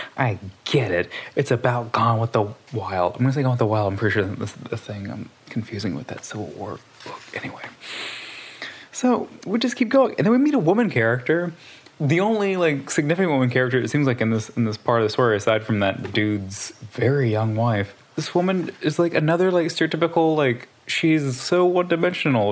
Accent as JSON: {"language": "English", "region": "Southwest Louisiana", "country": "United States", "said": "I'm from Southwest Louisiana."}